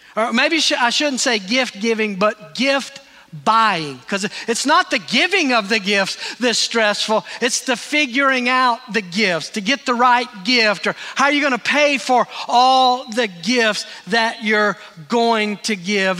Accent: Greenville, United States; moved away; Terry and I were in Greenville, my hometown

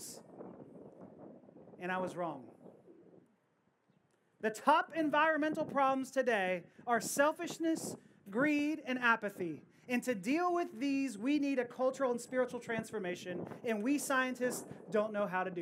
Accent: Houston, Texas, United States; I'm from Houston

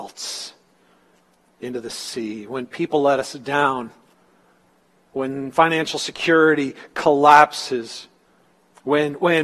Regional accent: Northern California, United States; moved away; especially in Northern California where I was.

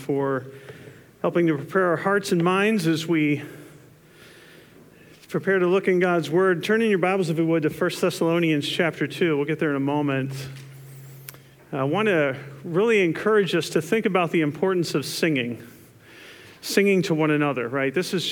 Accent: New Jersey, United States; growing up in New Jersey

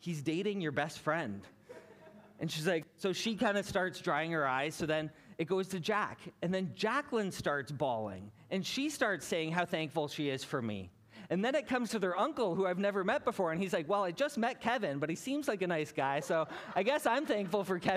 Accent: Hamilton, Ontario, Canada; moved away as an adult; also born or lived in British Columbia; I was born and raised in Hamilton

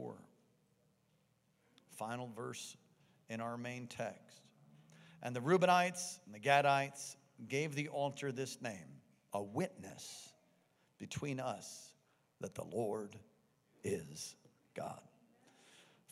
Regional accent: United States; I'm an American, and I'm a proud American

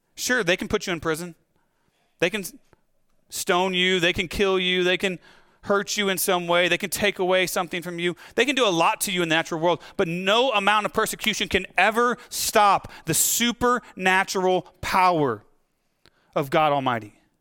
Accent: United States; as American Christians

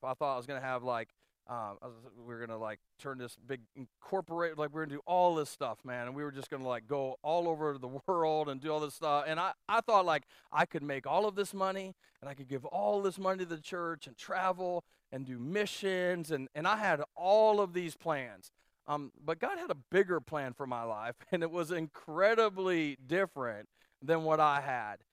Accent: Canton, Ohio, United States; We grew up outside of Canton, Ohio

